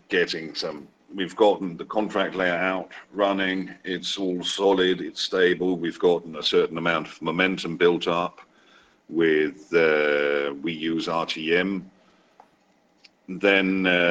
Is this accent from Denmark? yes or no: yes; Denmark; also born or lived in Wales / China; My accent is probably one of the weirder ones, really, because from Wales, grew up in Denmark, but the longest I've lived anywhere has been China.